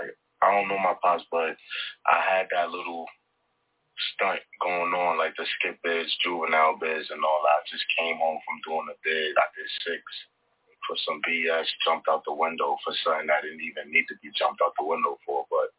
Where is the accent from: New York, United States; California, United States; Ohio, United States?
New York, United States; Brooklyn; Up on the block, I'm from Brooklyn in the Star, so a lot of my friends growing up was females